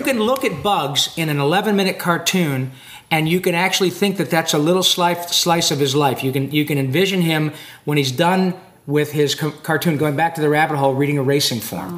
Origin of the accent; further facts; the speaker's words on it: Detroit, Michigan, United States; my hometown, Detroit, Michigan